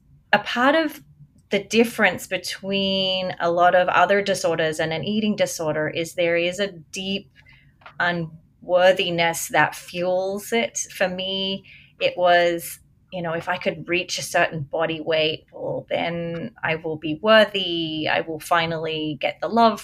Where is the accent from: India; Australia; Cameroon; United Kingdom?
Australia; moved away; also born or lived in America; I'm an Australian